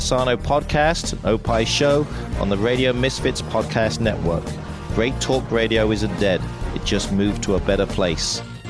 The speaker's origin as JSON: {"language": "English", "region": "England", "country": "United Kingdom", "moved": "yes", "said": "I am from England."}